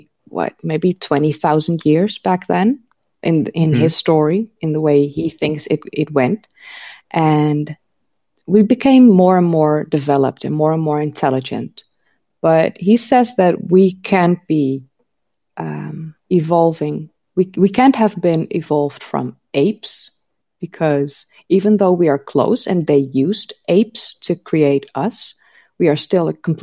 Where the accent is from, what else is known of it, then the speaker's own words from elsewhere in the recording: Netherlands; I live in the Netherlands. I've grown up here.